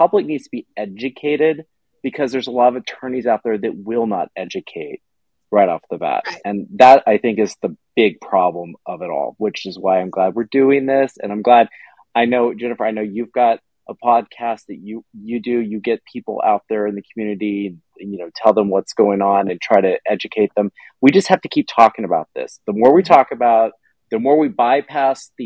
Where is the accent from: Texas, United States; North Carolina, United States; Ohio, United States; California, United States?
Texas, United States; Katy; I grew up in Katy